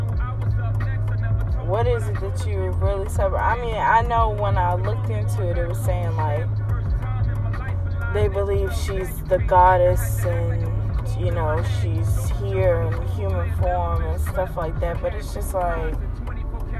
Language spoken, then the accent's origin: English; United Kingdom; I'm British